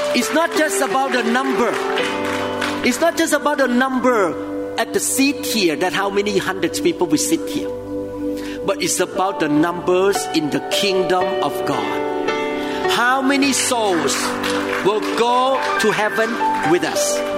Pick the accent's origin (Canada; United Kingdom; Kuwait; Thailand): Thailand; moved away; I came from Thailand